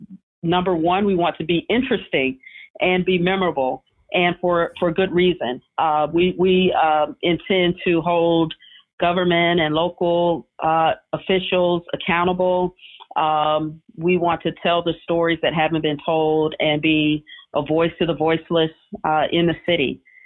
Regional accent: Sanford, Florida, United States; moved away as an adult; also born or lived in Tallahassee, Florida / Miami, Florida; now in Savannah, United States; So my hometown is Sanford, Florida. For a long time, we were known as the last stop on the Amtrak auto train. Hopefully, we've grown a little bit more since then. But Sanford, Florida, it's about 20 miles from Orlando.

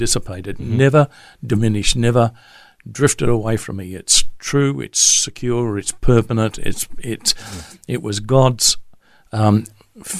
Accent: Queensland, Australia; also born or lived in Charters Towers, Queensland / Katoomba / North Parramatta; now in Brisbane, Australia; a Queensland boy

